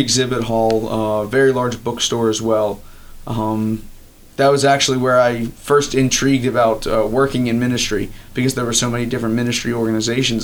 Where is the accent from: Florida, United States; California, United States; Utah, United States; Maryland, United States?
Maryland, United States; Elkton; I was actually born uh, and raised right across the border in Maryland. Uh, I grew up in Elkton, Maryland